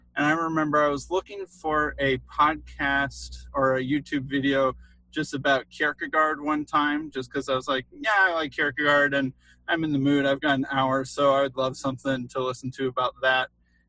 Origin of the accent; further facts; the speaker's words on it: Chicago, Illinois, United States; We're both from the Chicago area.